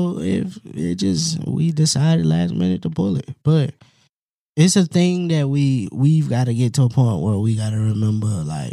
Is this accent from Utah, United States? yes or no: no; Winston-Salem, North Carolina, United States; I'm from Winston-Salem, North Carolina.